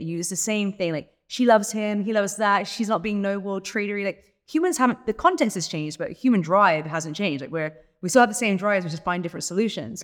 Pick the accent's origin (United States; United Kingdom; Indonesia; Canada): United Kingdom; England; I'm English